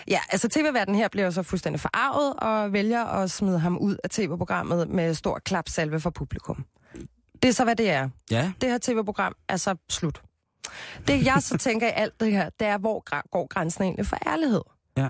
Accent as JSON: {"language": "Danish", "town": "Copenhagen", "region": "Capital Region of Denmark", "country": "Denmark", "said": "Jeg er jo fra Christianshavn"}